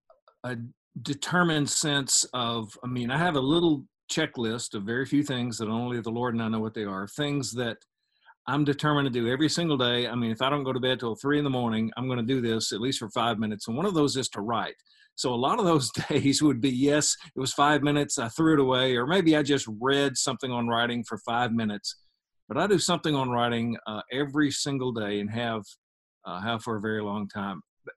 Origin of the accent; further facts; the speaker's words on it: Osceola, Arkansas, United States; Well, it was typical Americana. I mean, small town, county seat town in the South on the Mississippi River.